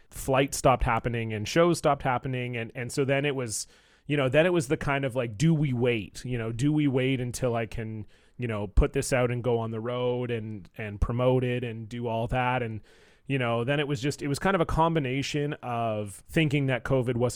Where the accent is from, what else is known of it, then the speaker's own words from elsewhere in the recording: Toronto, Ontario, Canada; now in Vancouver, Canada; so I live in Vancouver, uh, BC, in, here in Canada, but I'm from Toronto. Uh, so most of my extended family's back there.